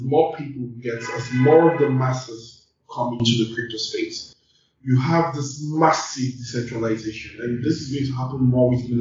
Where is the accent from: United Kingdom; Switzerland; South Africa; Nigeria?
Nigeria; being a Nigerian, like I take more in Africa and Nigeria than any other place